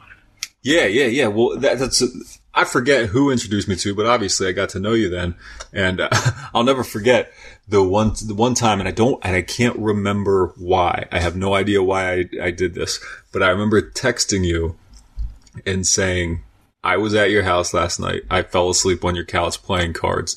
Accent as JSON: {"language": "English", "town": "York", "region": "Pennsylvania", "country": "United States", "tie": "born or raised there", "also_born_or_lived": "Baltimore, Maryland", "lives_now": "Lancaster, United States", "said": "when I grew up in York, I was always going to Baltimore and eventually moved there and lived there and came back and then into York. And now I'm here in Lancaster"}